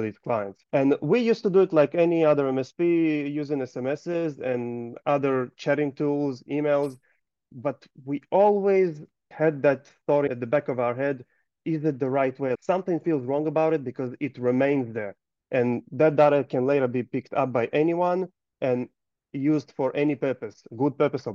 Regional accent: Gold Coast, Queensland, Australia; I am from Gold Coast, Australia

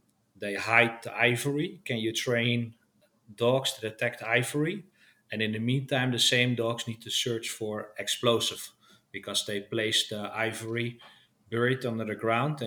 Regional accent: Netherlands; I'm from the Netherlands

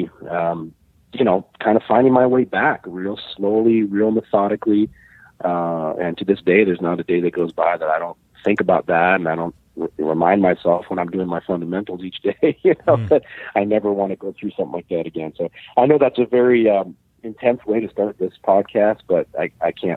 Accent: Illinois, United States; now in Montreal, Canada; Jim and I go back to, I believe we met when we were about 13 years old. Wow. Growing up in Illinois

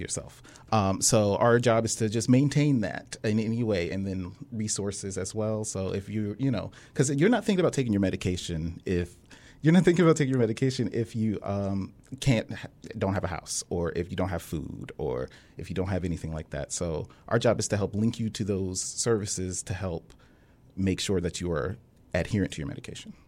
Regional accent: Hampton, Virginia, United States; I was born in Hampton, born and raised

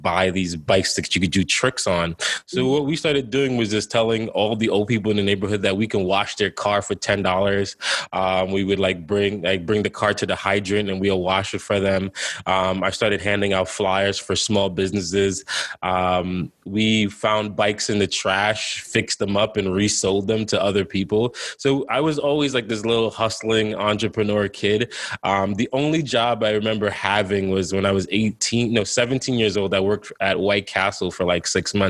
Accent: New York, United States; also born or lived in Jamaica; I came from Jamaica straight to the Bronx

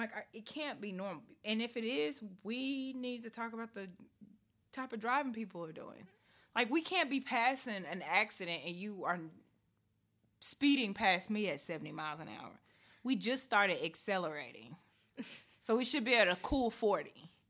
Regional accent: Nashville, Tennessee, United States; I'm from here.

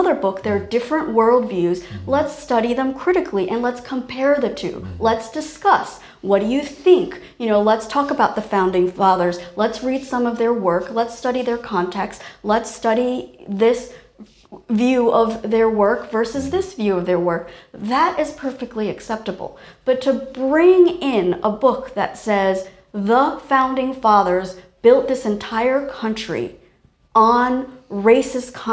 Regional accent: Taiwan; I was born in Taiwan

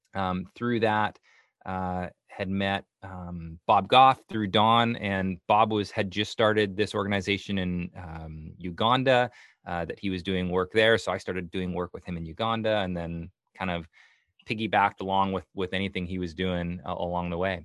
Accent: Canada; moved away as an adult; now in Portland, United States; I'm from Canada originally. I moved down oh. to Portland

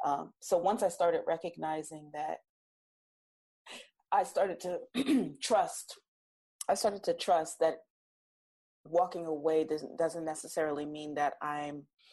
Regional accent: New Jersey, United States; My accent changes. I'm from South Jersey. I'm very Jersey, you know

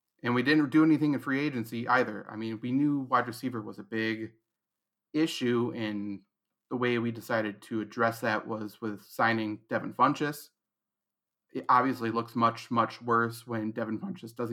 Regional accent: Wisconsin, United States; I'm in Wisconsin right now, born and raised over on the other side of the state from where you were born. I'm in Eau Claire

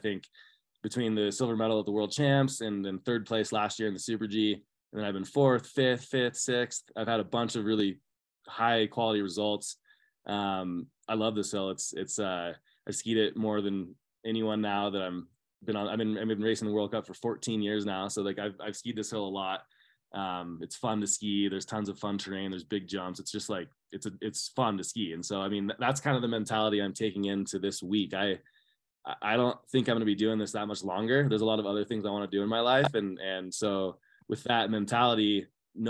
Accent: California, United States; growing up in Tahoe

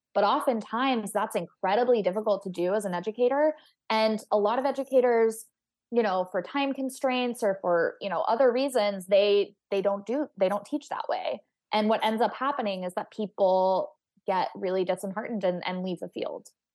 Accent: Texas, United States; I grew up in Texas

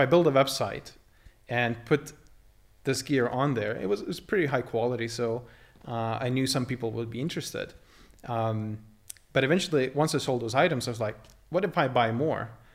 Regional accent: Lithuania; moved away as an adult; I grew up in Lithuania. I spent my first eighteen years, uh, the local, uh, there

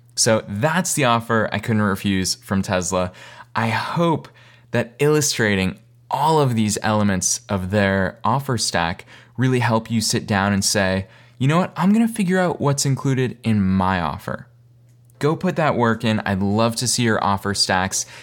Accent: Boston, Massachusetts, United States; moved away as an adult; also born or lived in East Coast; now in Los Angeles, United States; I'm originally from Boston.

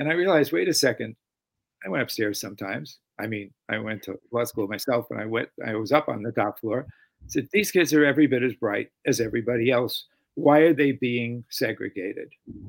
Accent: East Coast, United States; Another thing for me in the transition to coming to the West Coast, frankly, since we're both from the East Coast, is that I landed

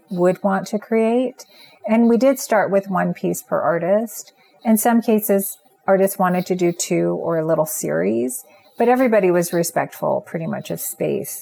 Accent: eastern Washington State, United States; moved away as an adult; now in Los Angeles, United States; I grew up in Washington State

